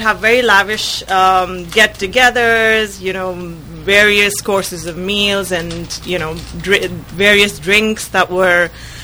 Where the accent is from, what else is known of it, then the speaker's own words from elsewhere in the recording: India; now in Sebastopol, United States; I was born and brought up in India